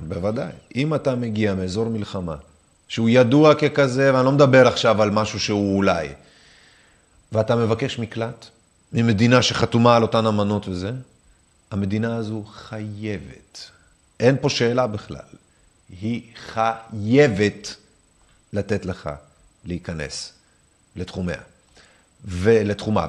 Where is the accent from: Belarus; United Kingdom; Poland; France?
Belarus; Minsk; now in Israel; אני יודע רוסית ונולדתי במינסק בלרוס